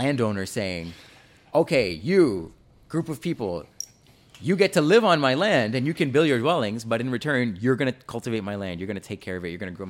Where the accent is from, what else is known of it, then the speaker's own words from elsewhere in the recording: Jamaica; I'm Jamaican, okay. I have slavery ancestry too.